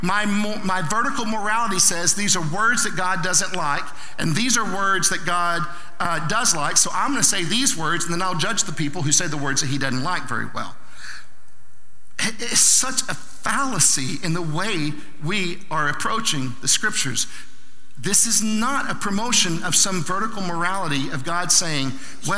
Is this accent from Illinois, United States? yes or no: no; Southern Oklahoma, United States; I'm from Southern Oklahoma